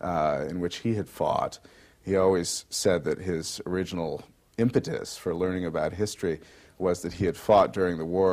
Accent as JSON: {"language": "English", "town": "Utica", "region": "New York", "country": "United States", "tie": "born or raised there", "said": "Well, I attended in my hometown of Utica, New York, John F. Hughes School, and then Utica Free Academy."}